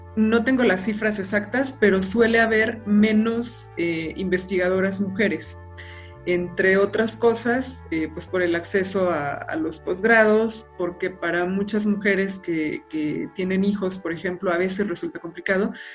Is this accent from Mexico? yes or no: yes; Aguascalientes, Mexico; moved away as an adult; also born or lived in Guanajuato; yo soy de Aguascalientes